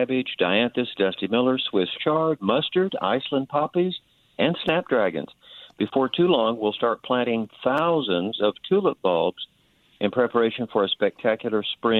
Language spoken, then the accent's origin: English; Tulsa, Oklahoma, United States; In Tulsa.